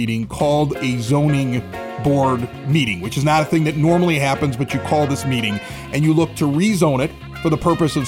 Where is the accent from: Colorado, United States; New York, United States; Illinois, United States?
Illinois, United States; Chicago; also born or lived in West Coast / East Coast; I've lived here in Chicago, I grew up on the South Side